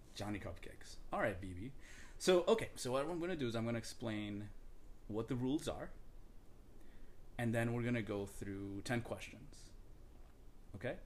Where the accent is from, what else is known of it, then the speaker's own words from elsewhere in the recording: Dominican Republic; I'm from the Dominican Republic